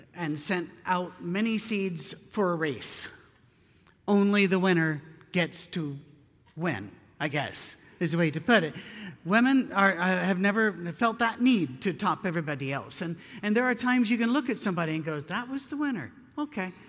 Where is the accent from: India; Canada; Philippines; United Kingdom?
United Kingdom; Scotland; I'm Scottish.